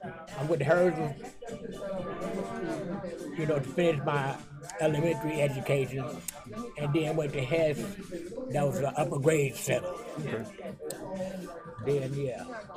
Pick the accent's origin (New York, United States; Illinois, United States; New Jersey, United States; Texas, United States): Illinois, United States; Chicago; I was born in Lyndale. Lived on 1528 South Sawyer, 16th and Sawyer. That was my first residence.